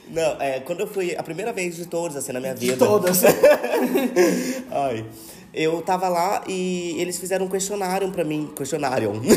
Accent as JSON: {"language": "Portuguese", "town": "Taubaté", "region": "São Paulo", "country": "Brazil", "said": "sou de Tabaté"}